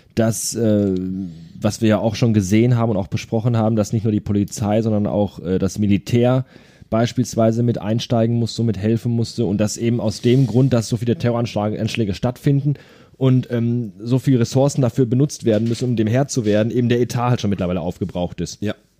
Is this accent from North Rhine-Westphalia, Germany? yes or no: yes; Ruhr area, North Rhine-Westphalia, Germany; hier bei uns im Ruhrgebiet